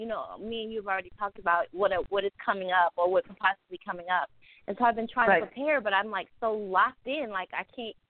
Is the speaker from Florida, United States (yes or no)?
yes; Jacksonville, Florida, United States; from Jacksonville, Florida